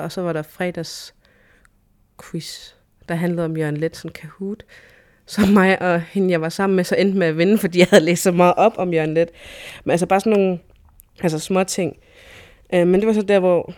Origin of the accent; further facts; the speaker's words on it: Sisimiut, Greenland; now in Nuuk, Greenland; jeg er født og opvokset her i Grønland, øh, i Sisimiut